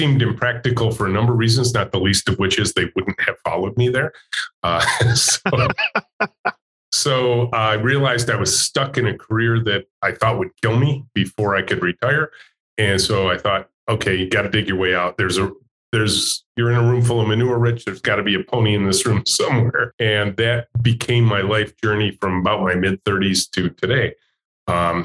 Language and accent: English; Macomb County, Michigan, United States; I'm a pure Michigan kid. I grew up in Macomb County, just north of Detroit